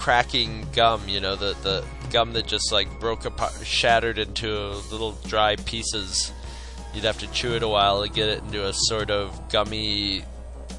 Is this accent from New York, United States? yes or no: yes; Carthage, New York, United States; we grew up in Carthage, New York, which is a really tiny, you know, small town.